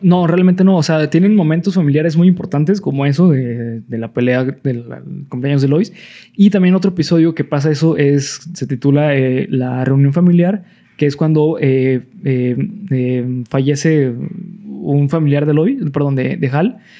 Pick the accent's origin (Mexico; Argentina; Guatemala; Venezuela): Mexico; nosotros como mexicanos